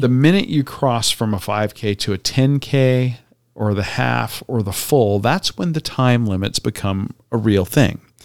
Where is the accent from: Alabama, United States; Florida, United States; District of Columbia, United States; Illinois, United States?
Florida, United States; Tampa; my childhood growing up in Tampa.